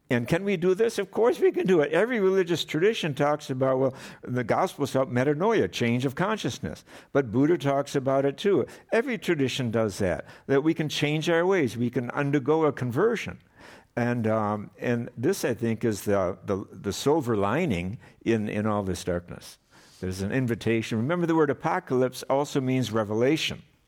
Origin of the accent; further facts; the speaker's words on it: Madison, Wisconsin, United States; I grew up in Wisconsin